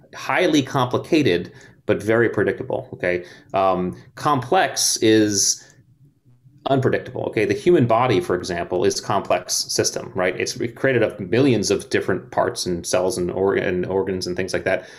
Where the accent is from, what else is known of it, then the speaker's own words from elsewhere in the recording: Connecticut, United States; I grew up in Connecticut on the beach